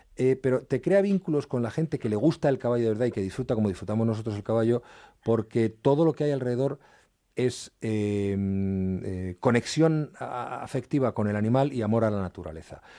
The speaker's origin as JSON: {"language": "Spanish", "town": "Madrid", "region": "Community of Madrid", "country": "Spain", "tie": "born or raised there", "also_born_or_lived": "Asturias", "said": "yo nací en Madrid y ahí no, no vivía salvo periodos, pero largos periodos de mi infancia"}